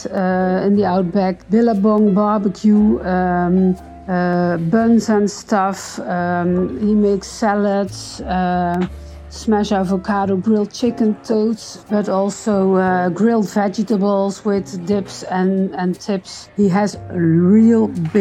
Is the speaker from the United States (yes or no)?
no; Netherlands; I'm from the Netherlands